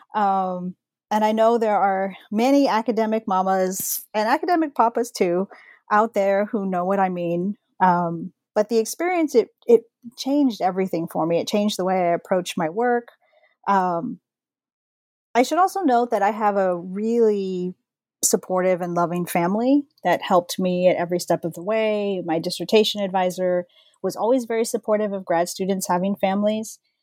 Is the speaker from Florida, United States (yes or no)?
no; San Antonio, Texas, United States; I'm from San Antonio, Texas